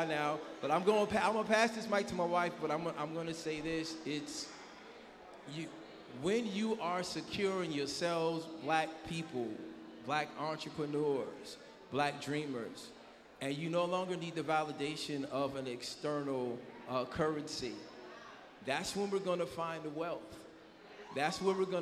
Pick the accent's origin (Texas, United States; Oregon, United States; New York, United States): New York, United States; now in Hampton Roads, United States; I'm not even from Hampton Roads, I'm from New York